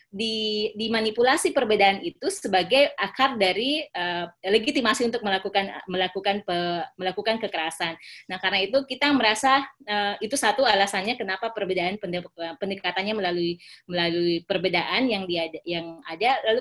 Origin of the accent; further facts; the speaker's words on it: Poso, Central Sulawesi, Indonesia; karena saya lahir dan besar di Kabupaten Poso, isu-isu persamaan uh, kami di Poso itu saling apa namanya ya antar agama itu uh, menikah